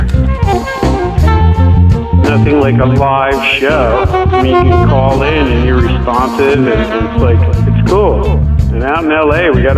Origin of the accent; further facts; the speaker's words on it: California, United States; also born or lived in Humboldt County, California; now in New Jersey, United States; I'm from California